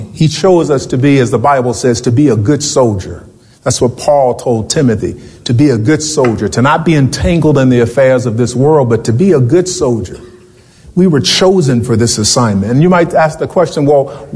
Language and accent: English; Richmond, Virginia, United States; I was born in Richmond, Virginia